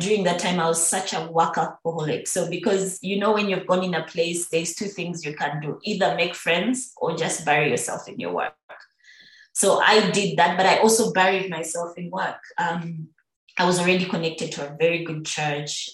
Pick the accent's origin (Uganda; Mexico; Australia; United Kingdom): Uganda; Busoga; moved away; I'm on Soga